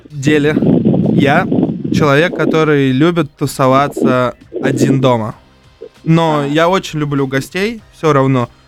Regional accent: Ufa, Bashkortostan, Russia; Короче, я из Башкирии, тоже из Уфы.

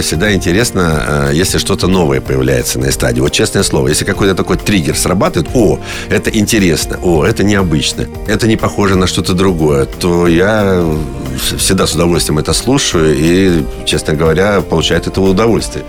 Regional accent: Kazakhstan; moved away; я родился в Казахстане

